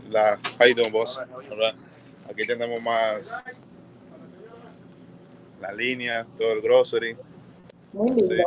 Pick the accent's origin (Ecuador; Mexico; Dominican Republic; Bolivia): Dominican Republic; Como siendo hispano, bodeguero dominicano también